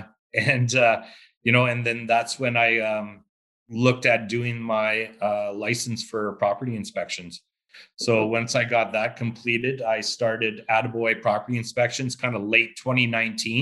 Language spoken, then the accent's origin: English; Saskatchewan, Canada; growing up in Saskatchewan, we're all farmers, really, to be honest with you. If you lived in a small town, we are all part of some sort of farming life